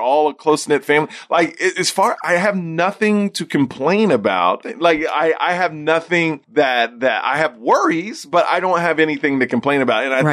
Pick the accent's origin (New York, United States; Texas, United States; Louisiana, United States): Texas, United States; Houston; I grew up in Houston, Texas